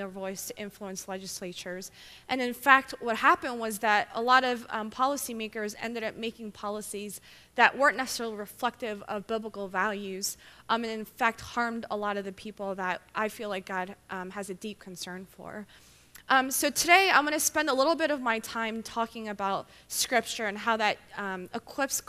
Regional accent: Philadelphia, Pennsylvania, United States; moved away as an adult; now in Baltimore, United States; I'm originally from, born and raised in Philadelphia

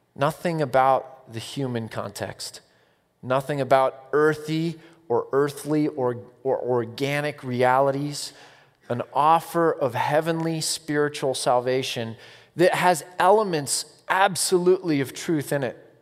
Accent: United States; I'm American

